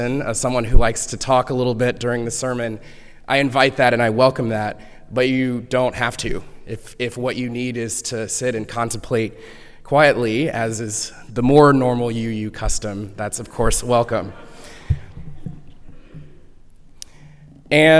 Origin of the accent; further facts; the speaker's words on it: Houston, Texas, United States; I grew up in Houston, Texas